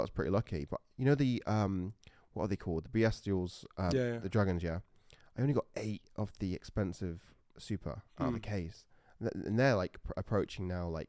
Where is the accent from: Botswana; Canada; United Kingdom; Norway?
United Kingdom; Sheffield, Yorkshire and the Humber; That's where I grew up in Sheffield.